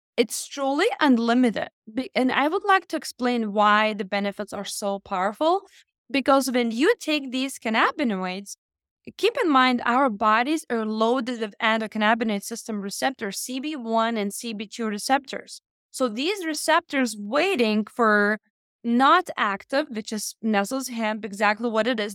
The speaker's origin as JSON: {"language": "English", "country": "Lithuania", "moved": "as an adult", "lives_now": "United States", "said": "I came from Lithuania in the United States when I was twenty-one"}